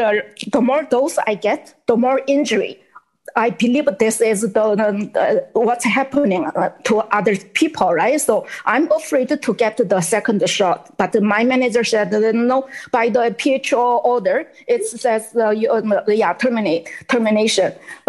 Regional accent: China; English is a second language; moved away as an adult; now in Canada; I'm from China 16 years ago, and then now what I see in, happening in China, in Canada, is exactly what happened in China, or and still happening in China.

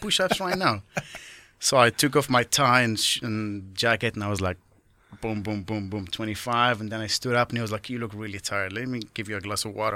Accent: Morocco; moved away as an adult; as a kid growing up in Morocco

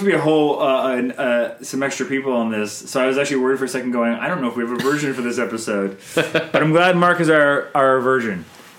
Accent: Canada

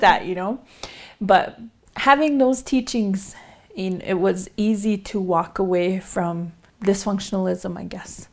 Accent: Pine Ridge Reservation, South Dakota, United States; I'm from the Oglala Lakota Nation, and I reside in the community of Lost Dog.

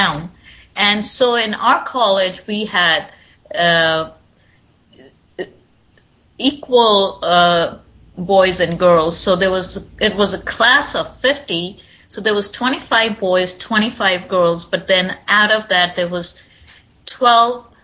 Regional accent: East India, India; moved away as an adult; now in New York City, United States; I did my schooling and medical school in India.

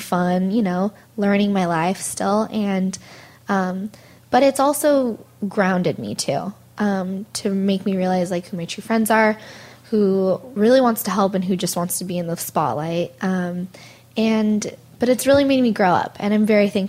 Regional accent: Monterey, California, United States; moved away as an adult; now in North Hollywood, United States; my parents still live up in Monterey, so I'm originally from Monterey

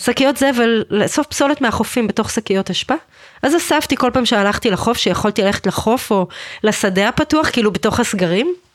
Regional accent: Israel; אני ישראלית במדינת ישראל

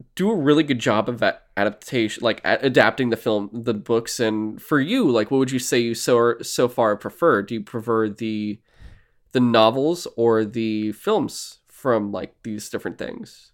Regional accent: United States; I'm American

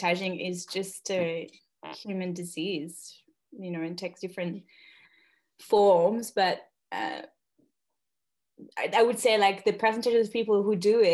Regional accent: northern France, France; moved away as an adult; now in Australia; I'm French and Australian. I'm Franco-Australienne. And I'm currently on the land on which I grew up in Northern France

